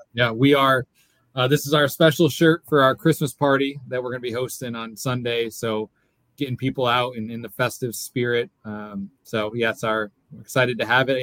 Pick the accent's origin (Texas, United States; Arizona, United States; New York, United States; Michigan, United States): New York, United States; Fredonia; now in Hernando Beach, United States; I'm from Fredonia, Fredonia, New York